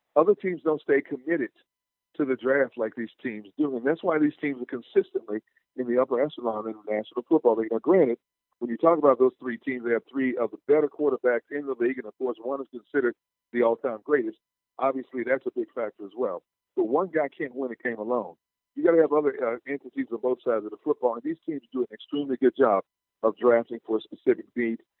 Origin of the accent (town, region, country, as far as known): Wisconsin, United States